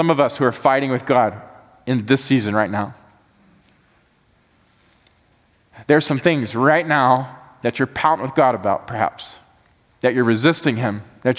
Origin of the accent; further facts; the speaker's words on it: Georgia, United States; also born or lived in Atlanta; Y'all can judge me for this or not, but I came from Georgia.